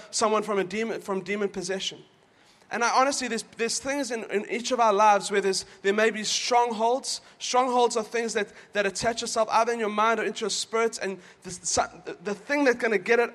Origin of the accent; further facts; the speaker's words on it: South Africa; moved away; we're from South Africa